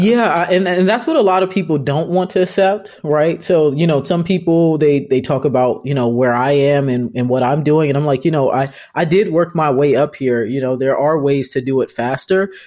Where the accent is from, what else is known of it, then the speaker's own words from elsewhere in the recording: Arlington, Loudoun County, Virginia, United States; I'm from Arlington and I went to high school in Loudoun County